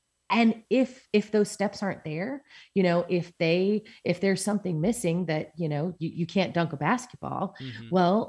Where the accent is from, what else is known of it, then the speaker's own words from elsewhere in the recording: San Diego, California, United States; I did. Yeah. I grew up in San Diego.